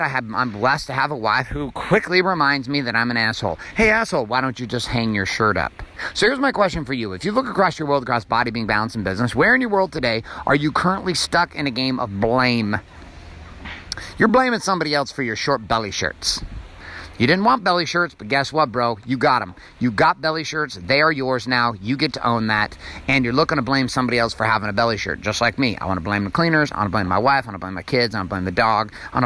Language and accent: English; Stockton, California, United States; I grew up in Stockton, California